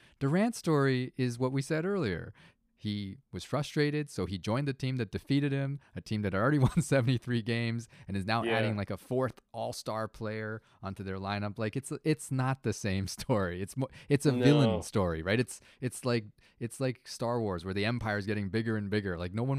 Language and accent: English; Toronto, Ontario, Canada; We're from Toronto